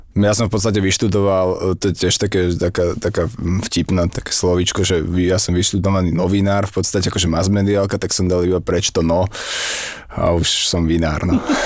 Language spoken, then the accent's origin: Slovak; Svätý Jur, Bratislava Region, Slovakia; My sme zo Svetého Jura